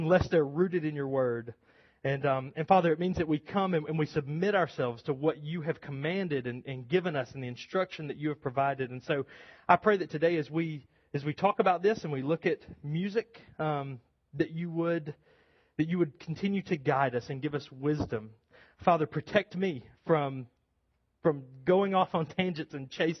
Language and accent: English; United States; American Christians